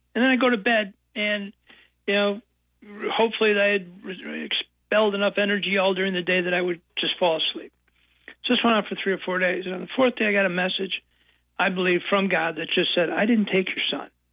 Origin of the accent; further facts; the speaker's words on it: Buffalo, New York, United States; now in Chicago area, United States; I was born in Buffalo, New York, and youngest of ten kids in a big Irish Catholic family. Moved to the suburbs when I was uh, in grammar school uh, of, of Buffalo